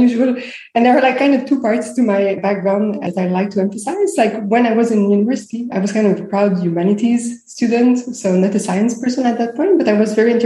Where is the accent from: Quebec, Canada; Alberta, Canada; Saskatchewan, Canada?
Quebec, Canada; Montreal; moved away; also born or lived in Greece / Israel; So I was born in Montreal. I'm based in Montreal now, but I spent many years living abroad. So I lived in Greece and in Israel.